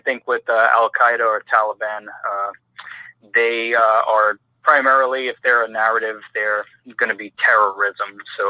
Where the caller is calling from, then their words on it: Philadelphia, Pennsylvania, United States; Hi, this is … in Philadelphia.